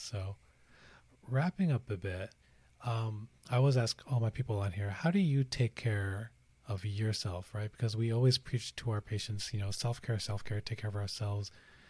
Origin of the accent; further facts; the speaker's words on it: Pakistan; we're both Pakistani Muslims.